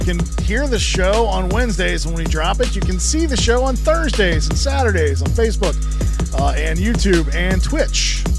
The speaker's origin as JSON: {"language": "English", "country": "United States", "said": "Privilege of being an American right there."}